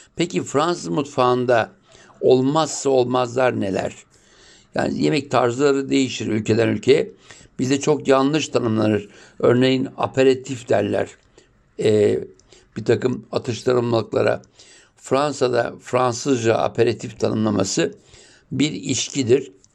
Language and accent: Turkish; Turkey